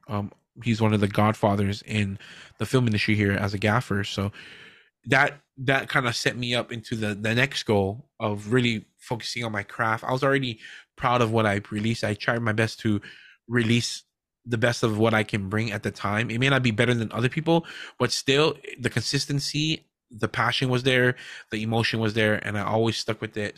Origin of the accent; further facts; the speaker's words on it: Hawaii, United States; we're not Hawaiian, but we're from Hawaii. We're proud to be from Hawaii